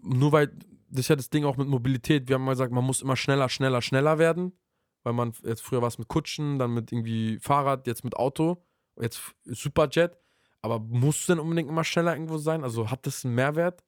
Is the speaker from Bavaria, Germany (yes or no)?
no; Berlin, Germany; Bei uns in Berlin